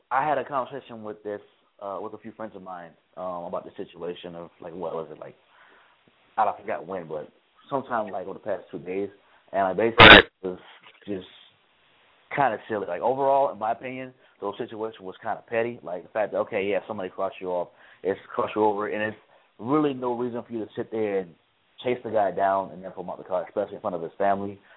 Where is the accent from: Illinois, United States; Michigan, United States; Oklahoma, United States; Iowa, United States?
Illinois, United States; Chicago; now in Tallahassee, United States; live here in Tallahassee, born and raised in Chicago, live in Tallahassee for school.